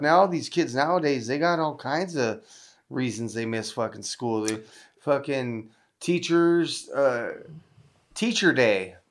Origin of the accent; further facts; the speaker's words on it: Southern California, United States; I'm from Southern California